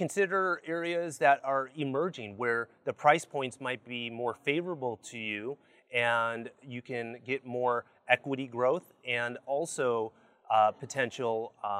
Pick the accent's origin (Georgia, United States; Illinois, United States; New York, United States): Illinois, United States; Chicago; moved away as an adult; also born or lived in Baja California Sur, Mexico; now in Cabo San Lucas, Mexico; I'm from Chicago